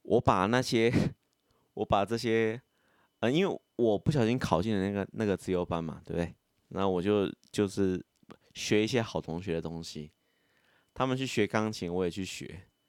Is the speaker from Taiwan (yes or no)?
yes; Taichung, Taiwan; 我本身是个台中人